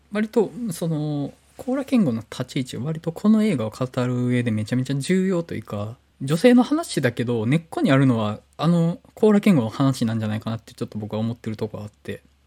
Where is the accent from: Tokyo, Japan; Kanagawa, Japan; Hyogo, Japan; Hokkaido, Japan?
Hyogo, Japan; Awaji Island; now in Osaka, Japan; 僕と原口さん淡路島出身だし